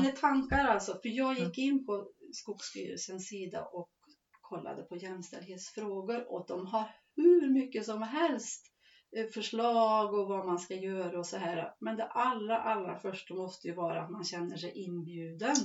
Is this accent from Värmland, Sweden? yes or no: yes; Skived, near Forshaga, Värmland, Sweden; ett lantbruk som har sitt centra här i Skived och heter Sörgården. Mm. Och där är jag uppväxt